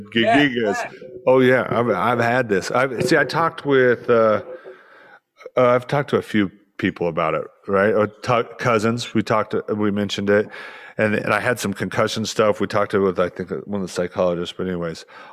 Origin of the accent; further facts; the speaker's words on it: Utah, United States; I grew up in Utah